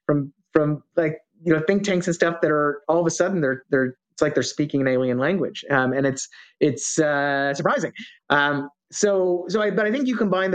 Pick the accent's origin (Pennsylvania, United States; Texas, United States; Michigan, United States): Texas, United States; Dallas; I grew up in Dallas